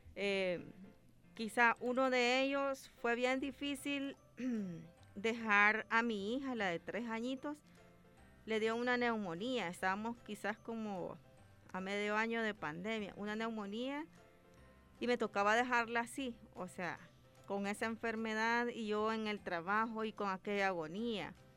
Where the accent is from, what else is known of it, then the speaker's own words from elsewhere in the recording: Ahuachapán, El Salvador; yo soy de Aguachapán